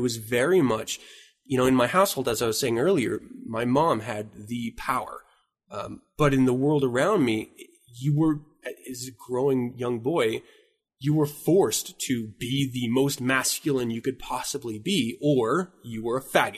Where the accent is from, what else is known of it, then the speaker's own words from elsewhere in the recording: Utah, United States; moved away as an adult; also born or lived in Washington; I've been Utah bound. I was born in Washington, but I've been Utah bound until I left into the military.